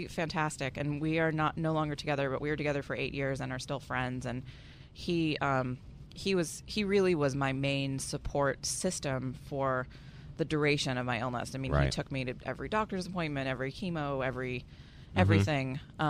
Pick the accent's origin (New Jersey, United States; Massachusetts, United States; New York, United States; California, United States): Massachusetts, United States; Boston; also born or lived in San Francisco; I'm from Boston originally